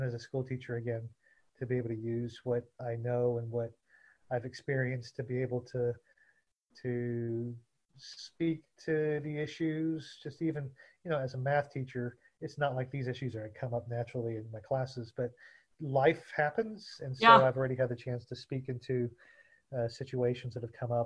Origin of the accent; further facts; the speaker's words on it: Southeast Texas, United States; for me growing up in Southeast Texas.